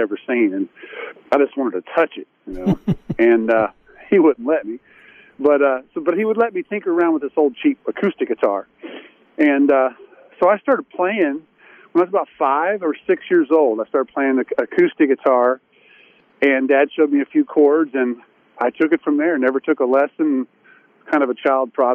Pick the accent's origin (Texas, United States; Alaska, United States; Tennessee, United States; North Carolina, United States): Tennessee, United States; East; now in Nashville, United States; I was raised in East Tennessee